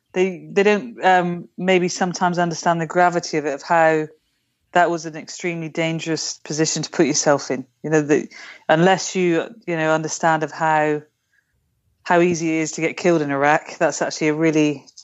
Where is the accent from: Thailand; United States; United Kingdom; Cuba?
United Kingdom; And I'm I'm British, so I like tea.